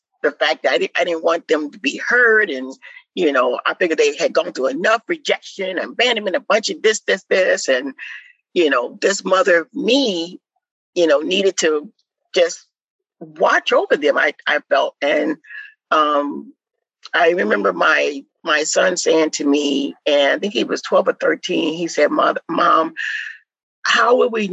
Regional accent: Midwest, United States; moved away; we was raised in the Midwest

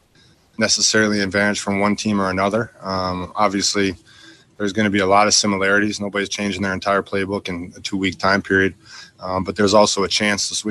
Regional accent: Wisconsin, United States; now in Texas, United States; I'm from Wisconsin

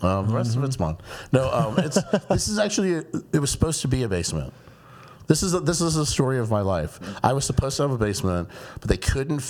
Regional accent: Murrells Inlet, South Carolina, United States; I say I'm from Myrtle Beach, South Carolina, but I'm really like from Myrtle's Inlet, South Carolina.

